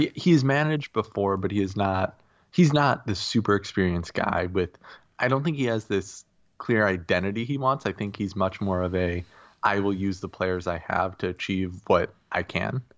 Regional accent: United States; I am an American

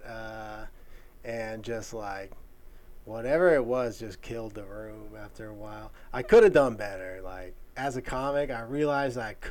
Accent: Marietta, Georgia, United States; I'm from Marietta

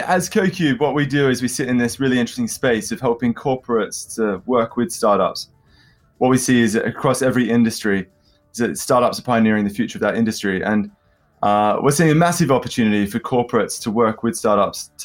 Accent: London, United Kingdom; accent: London; my London accent

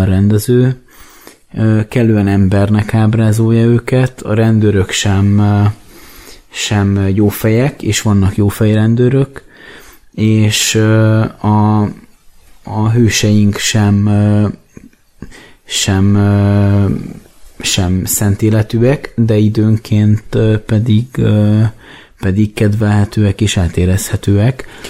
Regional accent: Hungary; én magyarként

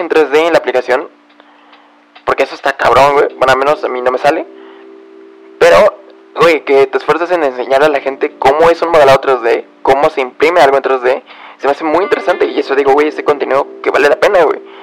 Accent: Mexico; soy de México

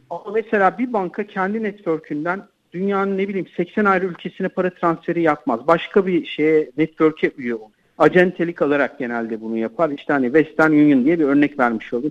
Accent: Turkey; Türkler olarak biz

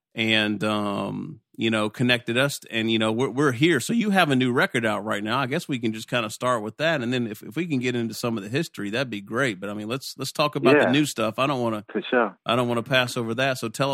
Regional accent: Glasgow, Kentucky, United States; also born or lived in Lexington, Kentucky; I'm from Glasgow, Kentucky.

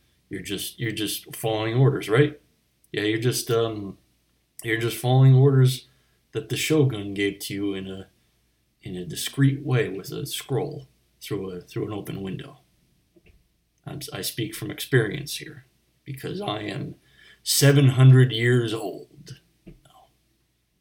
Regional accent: Delaware County, Pennsylvania, United States; I grew up in Delaware County, Pennsylvania.

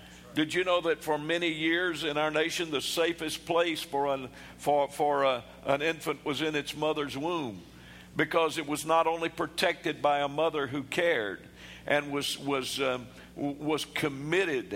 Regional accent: United States

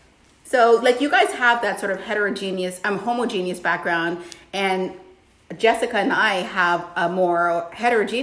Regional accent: Toronto, Ontario, Canada; moved away; also born or lived in Washington, D.C., United States; I was raised in Toronto, which is like one of the most diverse spots on the planet

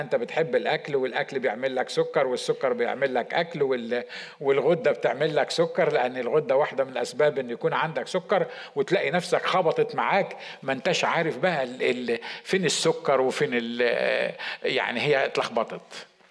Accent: Egypt; إحنا كمصريين

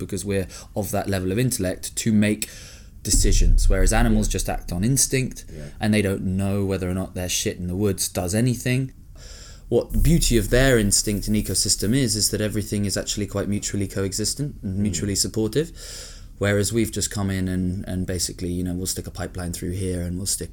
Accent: Hong Kong; moved away; I grew up in Hong Kong, which was cool, massively, again, privileged.

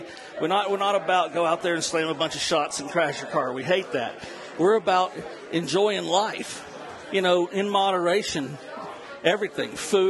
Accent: North Carolina mountains, United States; moved away; also born or lived in Kentucky / New Orleans; I was sort of born in Kentucky, then raised in North Carolina in the mountains, which is where I learned to run a still, and then down to New Orleans to become a chef.

